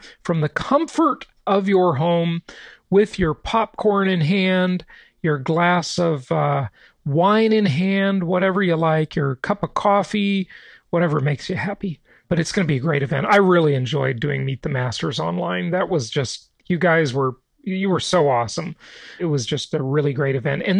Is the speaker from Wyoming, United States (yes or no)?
no; Los Angeles, California, United States; where I grew up in Los Angeles